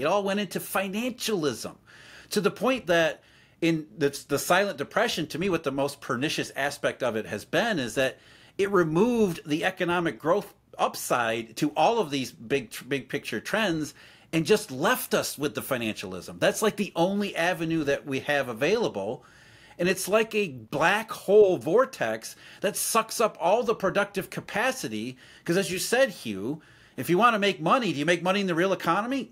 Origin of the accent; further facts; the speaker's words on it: Rust Belt, United States; I grew up in the Rust Belt, so I saw it firsthand